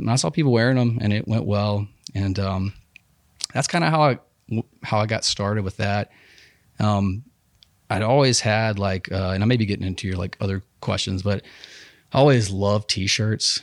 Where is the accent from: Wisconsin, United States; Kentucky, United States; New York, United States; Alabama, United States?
Alabama, United States; Huntsville; also born or lived in Dothan, Alabama; I was born in Huntsville Hosp, Hosp, Huntsville Hospital, um, eighty-one.